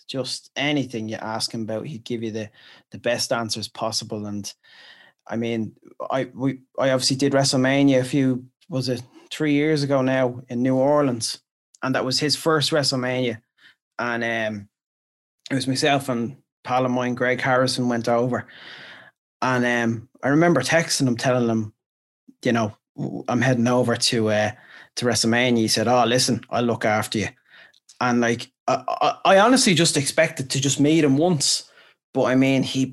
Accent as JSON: {"language": "English", "country": "Ireland", "said": "we're Irish"}